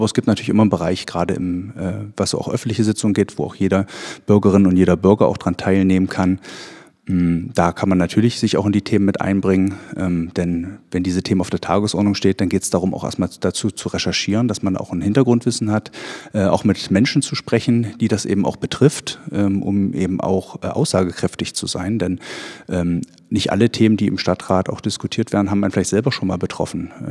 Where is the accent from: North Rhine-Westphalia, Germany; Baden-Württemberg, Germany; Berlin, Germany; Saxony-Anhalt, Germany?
Saxony-Anhalt, Germany; Ballenstedt; Ich bin in Ballenstedt selber aufgewachsen, äh, bin auch selber hier zur Schule gegangen. Meine Familie äh, wohnt hier in Ballenstedt